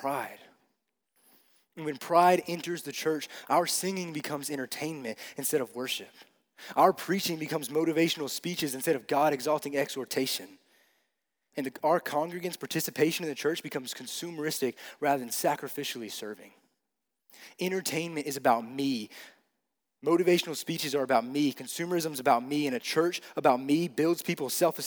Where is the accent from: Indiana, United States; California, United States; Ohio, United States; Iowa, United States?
Ohio, United States; Cleveland; I grew up going to a Christian camp in my hometown, Cleveland